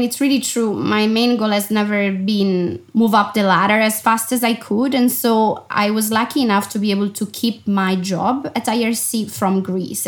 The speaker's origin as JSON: {"language": "English", "country": "Italy", "tie": "born or raised there", "also_born_or_lived": "Milan, Italy / London, United Kingdom", "moved": "as an adult", "said": "I left home when I was 18 and I never went back. You know, the first travel, unquote, was actually to move from my hometown, which is a small city of 70,000 people"}